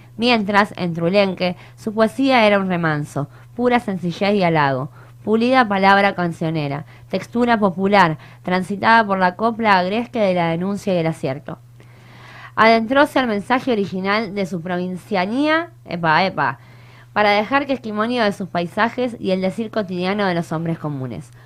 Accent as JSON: {"language": "Spanish", "country": "Argentina", "said": "como argentinos, como argentinas"}